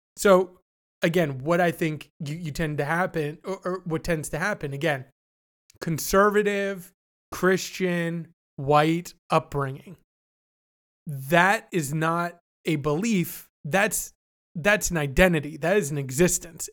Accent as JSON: {"language": "English", "country": "Canada", "said": "I'm not an American. I'm Canadian."}